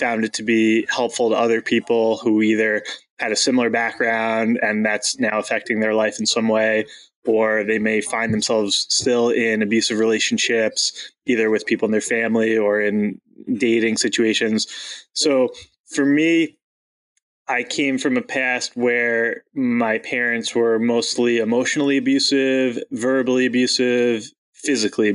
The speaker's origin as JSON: {"language": "English", "area": "Long Island", "region": "New York", "country": "United States", "tie": "born or raised there", "said": "I grew up on Long Island, so the suburbs of Manhattan"}